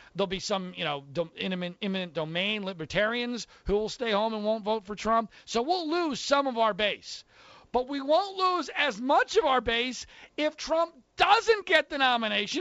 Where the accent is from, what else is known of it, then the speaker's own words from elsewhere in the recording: Philadelphia, Pennsylvania, United States; now in California, United States; I grew up in the Philadelphia area